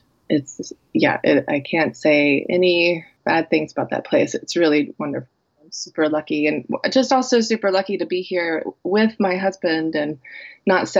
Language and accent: English; Memphis, Tennessee, United States; accent: Southern; I grew up in Memphis, Tennessee. So I'm a Southern girl. So if you hear a little Southern accent